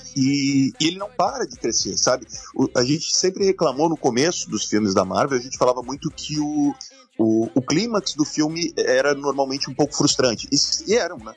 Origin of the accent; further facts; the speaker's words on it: Santa Catarina, Brazil; nascido e criado em Santa Catarina